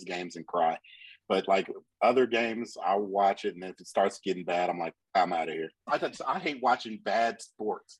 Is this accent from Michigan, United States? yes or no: yes; Pontiac, Michigan, United States; now in Texas, United States; I'm from Pontiac, Michigan, which is like 20 miles outside of Detroit